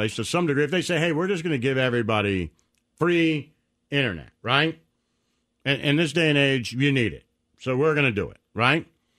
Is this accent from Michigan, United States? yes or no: yes; Detroit, Michigan, United States; When I was growing up in Detroit, when it was everybody having, there was like 5 rock stations and 4 country stations